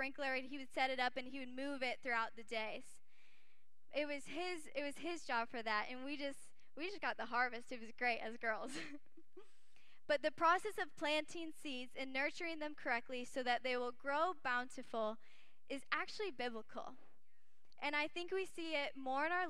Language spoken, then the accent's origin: English; Kalamazoo, Michigan, United States; moved away as an adult; also born or lived in Arizona; I grew up in Michigan for most of my life until I moved to college in Arizona